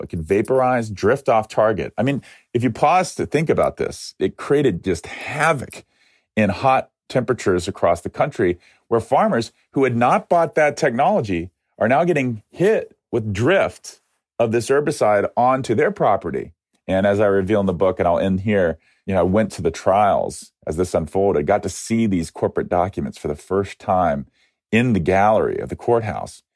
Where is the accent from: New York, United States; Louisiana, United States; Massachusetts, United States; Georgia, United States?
Georgia, United States; Atlanta; moved away; also born or lived in Ohio; the history of Coca Cola which started in my hometown